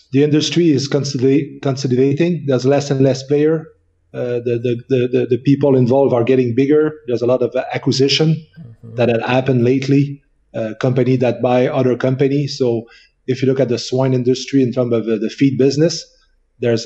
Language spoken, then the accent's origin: English; near Quebec City, Canada; accent: French; English is a second language; I'm a French Canadian, so from Quebec. So you recognize my French accent. So I was born and raised close to Quebec City.